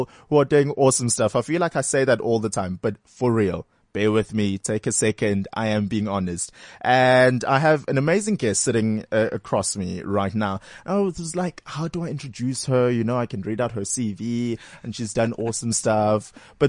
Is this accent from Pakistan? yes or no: no; Durban, KwaZulu-Natal, South Africa; I'm also from Durban